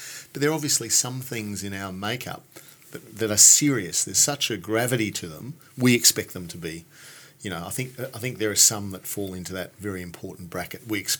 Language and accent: English; Australia; as an Australian